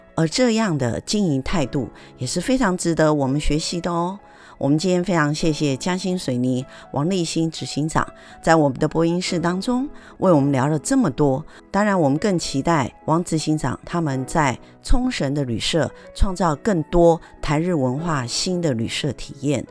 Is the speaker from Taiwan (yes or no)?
yes; Taiwan; 我们台湾人喜欢去日本